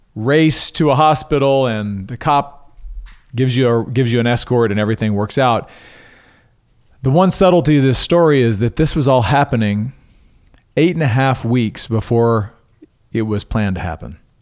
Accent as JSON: {"language": "English", "town": "Coushatta", "region": "Louisiana", "country": "United States", "tie": "born or raised there", "said": "my hometown of Cashata, Louisiana"}